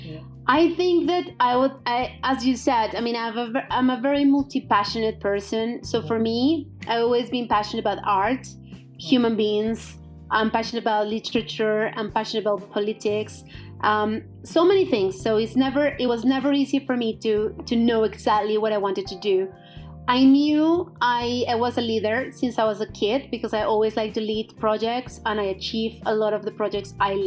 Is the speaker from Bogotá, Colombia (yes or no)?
yes; Bogotá, Colombia; English is a second language; moved away as an adult; now in London, United Kingdom; I'm actually from Bogota, Colombia. Mm-hmm. I lived in Colombia until I was 18 years old.